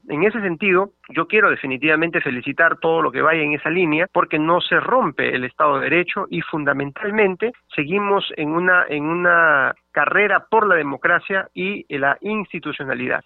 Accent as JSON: {"language": "Spanish", "country": "Peru", "said": "somos peruanos"}